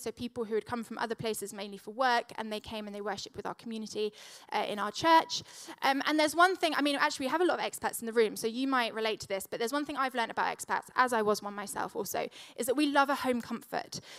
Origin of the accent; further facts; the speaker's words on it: Switzerland; Now, when I was growing up, we grew up in I grew up in Switzerland, and my dad was a vicar